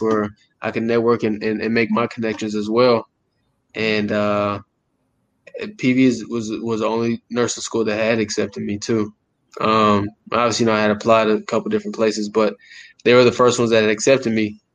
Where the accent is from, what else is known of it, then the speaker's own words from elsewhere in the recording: Fort Hood, Texas, United States; I grew up in Texas my entire life